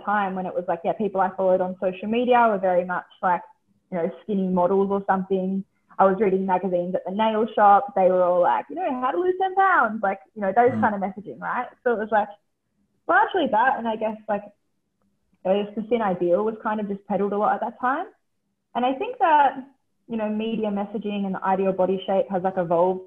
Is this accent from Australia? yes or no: yes; Central Coast, New South Wales, Australia; I grew up on the Central Coast of New South Wales